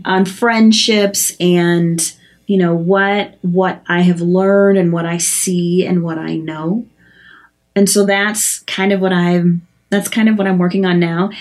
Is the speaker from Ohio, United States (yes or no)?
no; Chicago, Illinois, United States; now in Minnesota, United States; I'm from Chicago